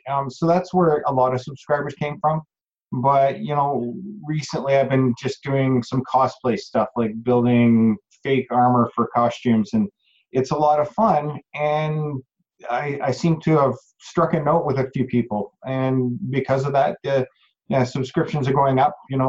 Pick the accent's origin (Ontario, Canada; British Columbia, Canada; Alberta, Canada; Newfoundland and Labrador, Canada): Alberta, Canada; Calgary; also born or lived in High River; this is the first movie that I've done in my hometown.